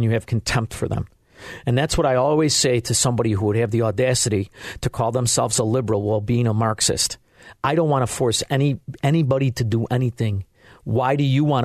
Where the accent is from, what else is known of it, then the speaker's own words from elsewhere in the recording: United States; as an American